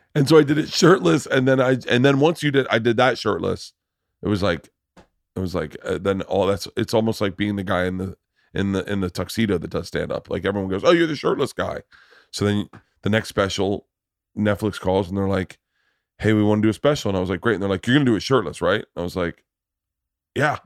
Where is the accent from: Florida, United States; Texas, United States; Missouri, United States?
Florida, United States; Tampa; I grew up in Tampa